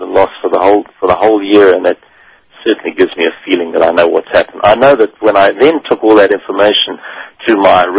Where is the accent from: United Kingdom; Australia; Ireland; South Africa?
South Africa; moved away as an adult; also born or lived in Netherlands; Originally, I'm from South Africa